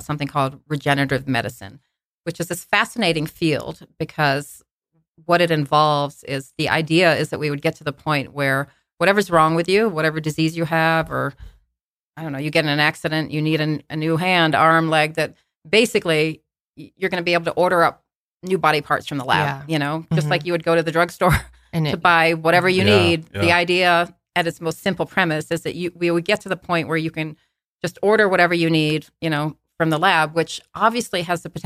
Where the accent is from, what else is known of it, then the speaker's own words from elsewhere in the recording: Australia; moved away; I'm from Australia. I was born in Australia